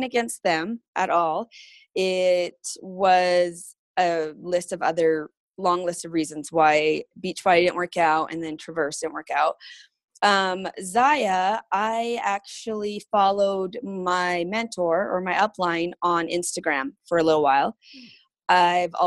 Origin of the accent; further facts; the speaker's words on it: Rosemary, Alberta, Canada; now in Centerville, United States; I call Alberta home and a little place called Rosemary.